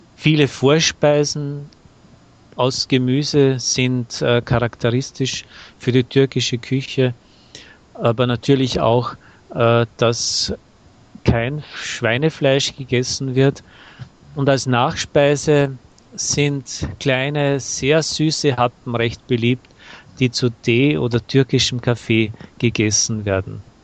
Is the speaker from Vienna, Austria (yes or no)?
no; Salzburg, Austria; Ich habe gesagt, aus Salzburg.